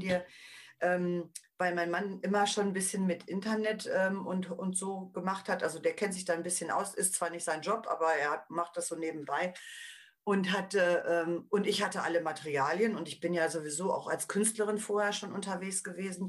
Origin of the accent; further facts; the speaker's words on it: Paderborn, North Rhine-Westphalia, Germany; hier bei uns in Paderborn, weil ich aus Paderborn komme